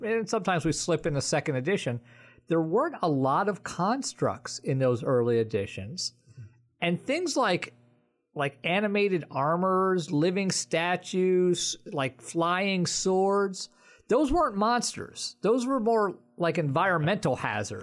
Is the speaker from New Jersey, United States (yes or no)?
yes; New Jersey, United States; I'm from New Jersey and not Jewish.